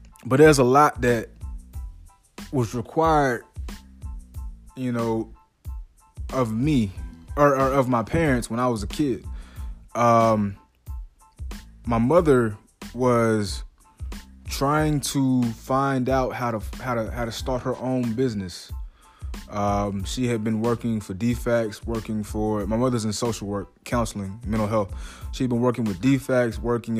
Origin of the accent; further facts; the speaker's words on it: South DeKalb County, Georgia, United States; also born or lived in Gwinnett County, Georgia; I came from South DeKalb County and went to another county in Gwinnett County, right? So I went to high school in Gwinnett County while still living in the south part of DeKalb County.